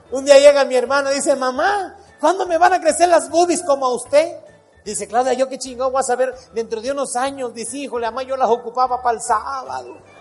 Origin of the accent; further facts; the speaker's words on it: Acapulco, Guerrero, Mexico; moved away; Cuando voy para mi pueblo, para Acapulco, mi tierra, que voy a ver a mi mamá